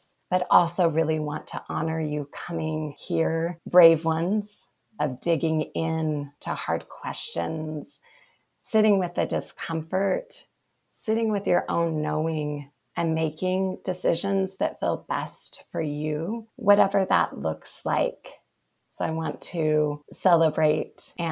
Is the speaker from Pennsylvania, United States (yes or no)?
no; Provo, Utah, United States; I was born and bred in Provo, Utah